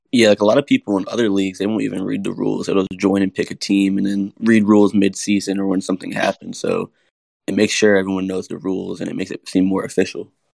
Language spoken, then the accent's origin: English; Florida, United States; also born or lived in Broward County, Florida / West Palm Beach, Florida; now in North Carolina, United States; I'm from Florida